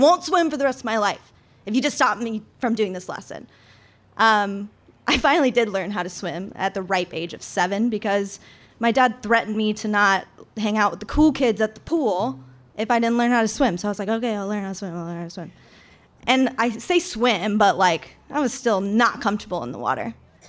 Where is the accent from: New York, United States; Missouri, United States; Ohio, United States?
Missouri, United States; Lake of the Ozarks; moved away as an adult; now in Sitka, United States; I grew up in Lake of the Ozarks, Missouri, which Missouri, if you guys know, is in the middle of America, and Lake of the Ozarks is in the middle of Missouri.